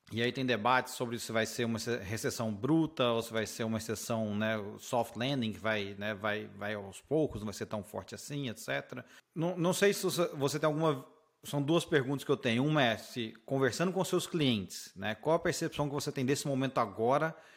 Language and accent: Portuguese; Brazil; moved away as an adult; now in United States; eu como brasileiro